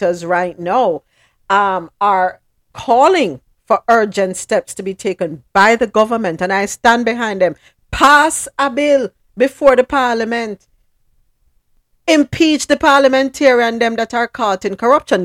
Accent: Jamaica; I'm not from Uptown, a country I come from

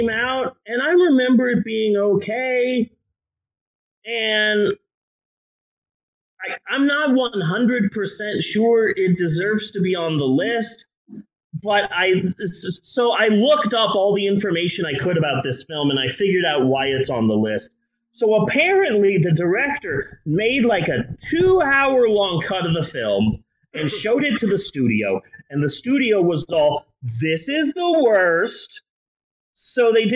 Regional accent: United States; we're American

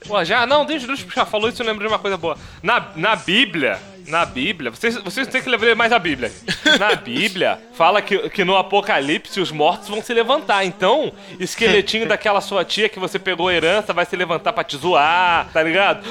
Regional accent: Três Corações, Minas Gerais, Brazil; moved away; also born or lived in Aquidauana, Mato Grosso do Sul; Eu fui criado, rapaz, em Três Corações, sul de Minas e em Aquidauana, interior do Mato Grosso do Sul

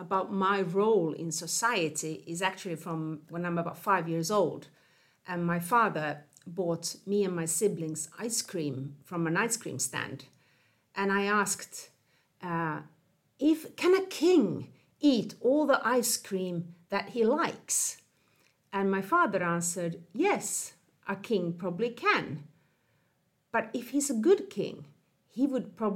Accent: Finland; moved away as an adult; I grew up in Finland, but I have lived in 10 different countries on four continents over a 10-20-year period

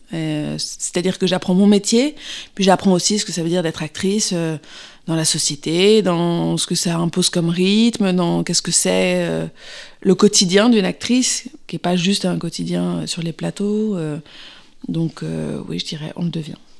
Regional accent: Paris, Île-de-France, France; moved away as an adult; also born or lived in London; je suis née à Paris

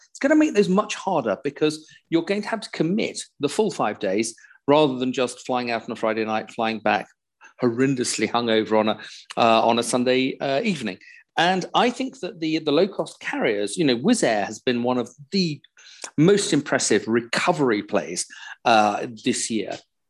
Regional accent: United Kingdom; flying as a Brit in Europe

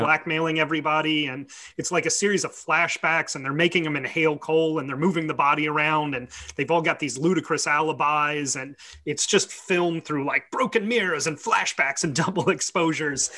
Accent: United States; as an American

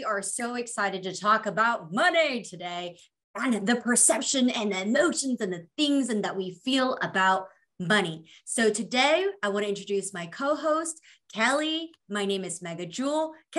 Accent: Indonesia; moved away; I grew up in a very, you know, immigrant, we came from Indonesia. Mm-hmm. Money was very different in Indonesia here.

